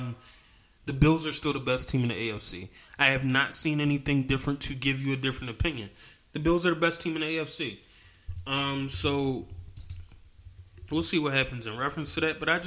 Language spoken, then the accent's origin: English; Philadelphia, Pennsylvania, United States; born or raised there